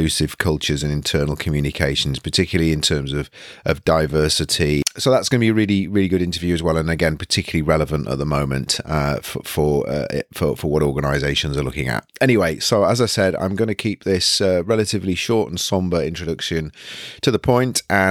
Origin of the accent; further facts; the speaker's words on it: United Kingdom; as a British citizen